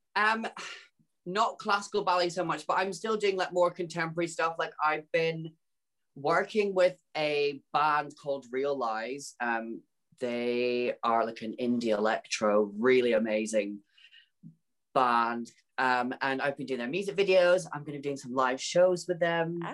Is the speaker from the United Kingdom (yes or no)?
yes; Peterhead, Scotland, United Kingdom; moved away as an adult; now in London, United Kingdom; it's from a little town called Peterhead, which is close to Aberdeen.